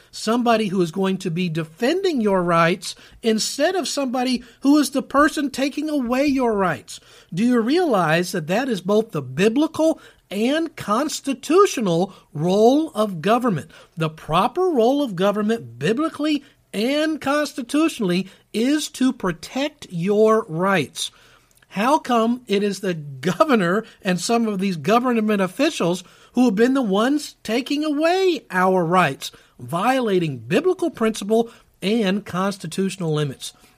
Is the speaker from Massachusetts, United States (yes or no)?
no; Kentucky, United States; here in my precious state of Kentucky, my home state